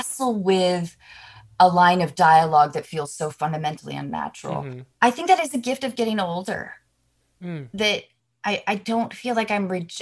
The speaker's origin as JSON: {"language": "English", "town": "Seattle", "region": "Washington", "country": "United States", "tie": "born or raised there", "said": "I grew up doing theater in Seattle"}